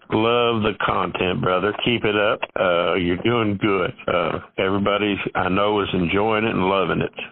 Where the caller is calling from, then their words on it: Berea, Kentucky, United States; I'm calling from Berea, Kentucky.